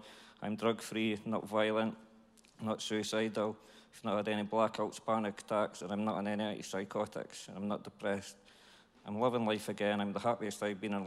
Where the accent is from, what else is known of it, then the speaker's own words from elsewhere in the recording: Dundee, Scotland, United Kingdom; I'm from Dundee. I was brought up by mum and dad and had a good childhood